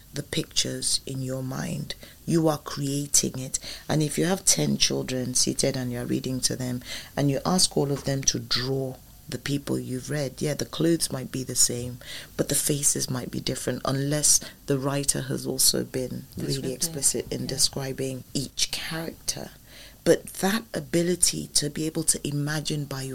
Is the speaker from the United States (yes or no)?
no; Ilishan-Remo, Ogun State, Nigeria; my hometown or my village, which is Ilishonremo, which is not a village. That's where Babcock University is.